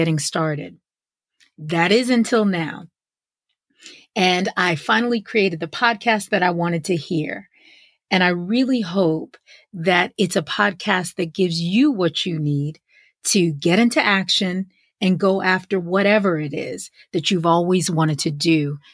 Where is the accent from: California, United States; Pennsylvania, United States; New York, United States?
New York, United States; White Plains; moved away as an adult; now in Atlanta, United States; growing up in White Plains, New York